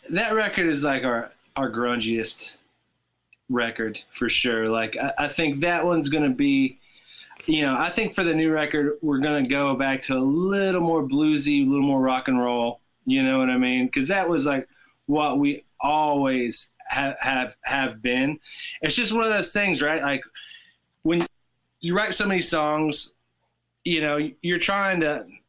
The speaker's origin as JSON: {"language": "English", "region": "Tennessee", "country": "United States", "tie": "born or raised there", "said": "I grew up in in Tennessee"}